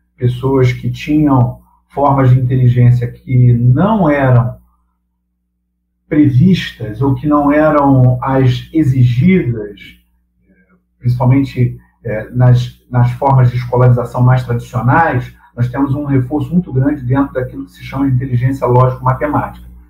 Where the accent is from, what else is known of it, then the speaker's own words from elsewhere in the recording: Brazil; nós somos brasileiros